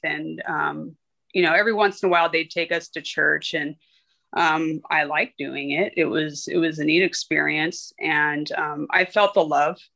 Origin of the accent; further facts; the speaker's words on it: Riverside, California, United States; I was born and raised out here in Riverside, California